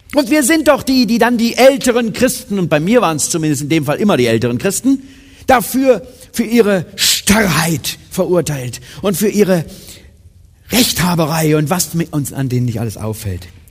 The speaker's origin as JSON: {"language": "German", "country": "Germany", "tie": "born or raised there", "said": "Meine Eltern sind in ein Missionswerk gezogen, als ich drei war, also nach Siegen sozusagen, in Süddeutsche"}